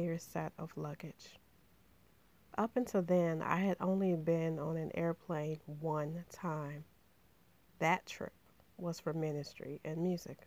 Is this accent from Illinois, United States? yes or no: yes; Chicago, Illinois, United States; I grew up in Inglewood, the largest and one of the most disenfranchised neighborhoods on Chicago's South Side